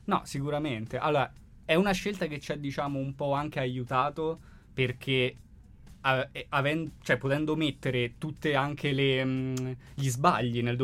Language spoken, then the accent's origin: Italian; Rome, Lazio, Italy; nel quartiere da dove vengo io, ovvero Acilia